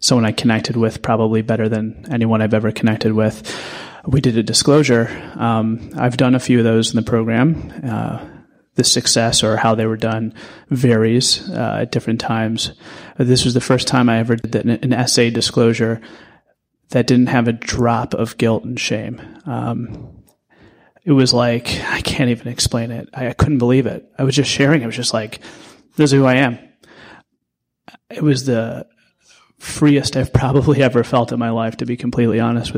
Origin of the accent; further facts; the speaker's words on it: St. Louis, Missouri, United States; now in New York City, United States; I'm from St. Louis originally